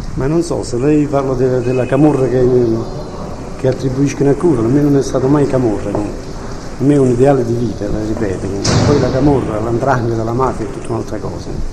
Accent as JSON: {"language": "Italian", "town": "Ottaviano", "region": "Campania", "country": "Italy", "tie": "born or raised there", "said": "Il paese che mi ha dato i miei natali, ne sono orgoglioso e, Ottaviano non è solo un paese di camorra"}